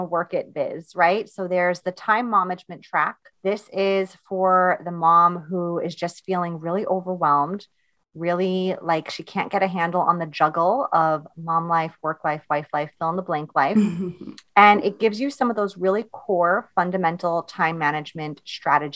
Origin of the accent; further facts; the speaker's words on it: New York, United States; I'm from New York.